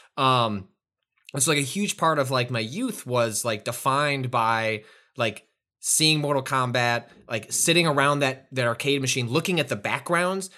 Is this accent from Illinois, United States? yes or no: yes; Chicago, Illinois, United States; growing up in the Northwest suburbs of Chicago